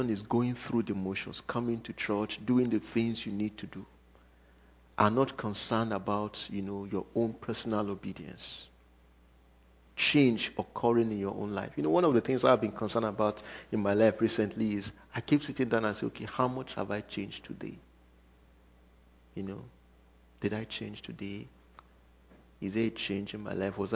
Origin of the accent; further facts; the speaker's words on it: Cookeville, Tennessee, United States; I come from Cookeville, so my time is always Cookeville time.